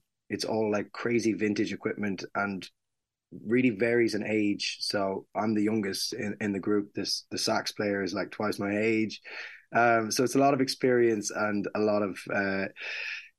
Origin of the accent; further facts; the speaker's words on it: Mullingar, Westmeath, Ireland; moved away; We're playing in Mullingar, my hometown